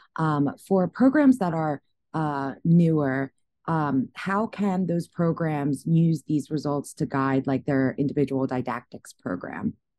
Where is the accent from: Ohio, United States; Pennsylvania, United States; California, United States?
Pennsylvania, United States; Philadelphia; moved away; Temple University in my hometown, Philadelphia.